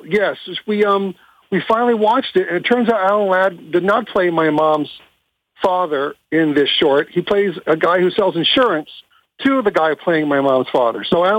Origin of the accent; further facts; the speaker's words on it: Orlando, Florida, United States; also born or lived in Hollywood, California; I'm from Orlando, Florida. I was born in Hollywood.